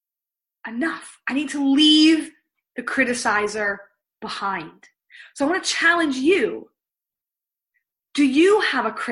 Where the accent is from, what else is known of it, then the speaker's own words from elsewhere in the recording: Pennsylvania, United States; moved away as an adult; also born or lived in outside Toronto, Canada; now in Toronto, Canada; I am originally from Pennsylvania, married an amazing Canadian. So that's what took me to living here outside of Toronto